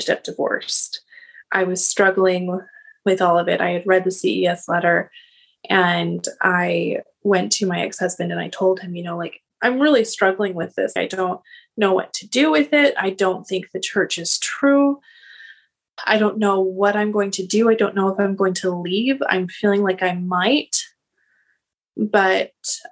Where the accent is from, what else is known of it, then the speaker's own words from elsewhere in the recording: Seattle, Washington, United States; I'm from the Seattle area